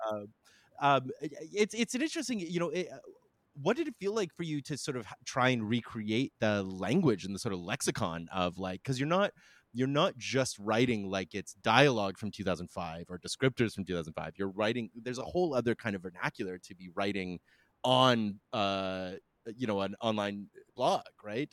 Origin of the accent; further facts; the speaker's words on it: Canada; being Canadian